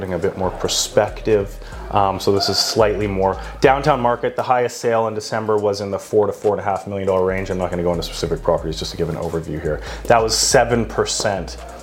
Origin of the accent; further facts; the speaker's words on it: Canada; moved away as an adult; also born or lived in Australia; I'm Canadian